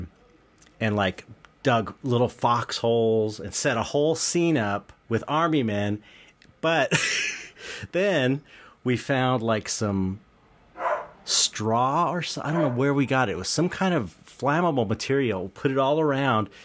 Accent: Los Angeles, California, United States; I was living it back in the home I grew up in San Pedro

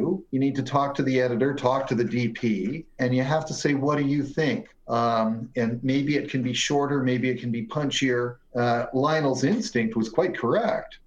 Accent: Hamilton, Ontario, Canada; now in Toronto, Canada; I am from Hamilton

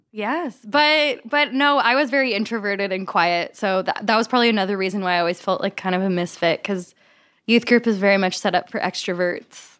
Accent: Kentucky, United States; I'm from Kentucky, so I grew up in the Bible Belt, right next to Asbury College.

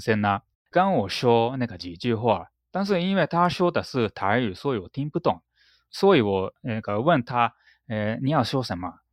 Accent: Japan; first language Japanese; Chinese is a second language; moved away as an adult; now in Taiwan; 我的长相好像是那个很典型的那个日本人的那个脸，所以我在台湾呢，很容易那个被发现我是日本人

